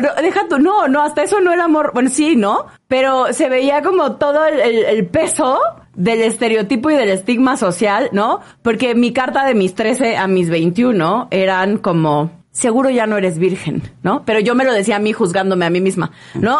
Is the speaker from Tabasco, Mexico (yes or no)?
yes; Villahermosa, Tabasco, Mexico; moved away as an adult; now in Mexico City, Mexico; yo crecí en Tabasco, en Villahermosa